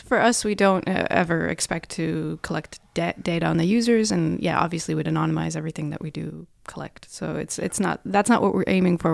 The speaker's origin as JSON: {"language": "English", "country": "Russia", "moved": "as an adult", "lives_now": "Norway", "said": "I'm from Russia"}